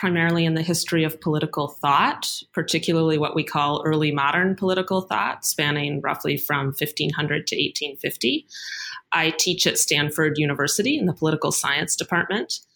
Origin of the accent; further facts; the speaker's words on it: Canada; moved away as an adult; now in United States; I'm Canadian. And when I arrived in the United States for graduate school